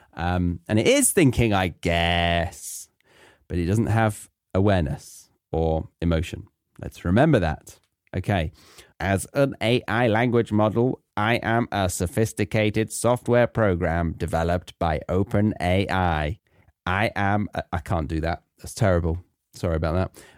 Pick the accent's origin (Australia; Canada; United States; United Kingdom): United Kingdom; England; moved away as an adult; I'm from England